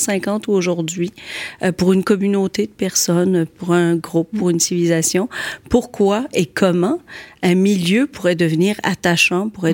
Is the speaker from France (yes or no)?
no; Quebec City, Quebec, Canada; born or raised there; moved away as an adult; now in Montreal, Canada